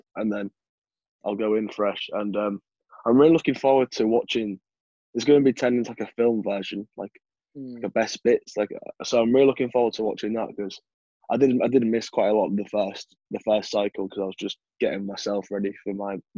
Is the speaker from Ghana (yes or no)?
no; the North of England, United Kingdom; accent: Northern; all my accents at the minute are like a Northern